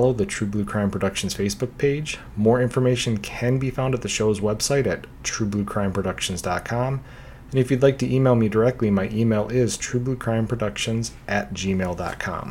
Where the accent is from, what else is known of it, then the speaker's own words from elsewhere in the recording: Minnesota, United States; also born or lived in Australia; I was just 8, almost 9 years old, and I'd growing up in Minnesota, and I had just moved here from Australia a few years prior